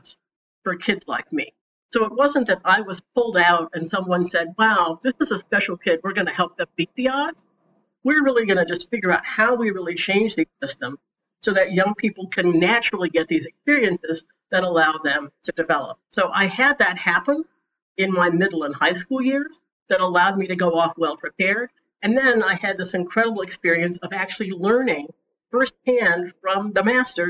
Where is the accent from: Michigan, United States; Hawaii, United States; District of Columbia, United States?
District of Columbia, United States; Washington; also born or lived in Oberlin, Ohio; I grew up in Washington, D.C. I went to the D.C. public schools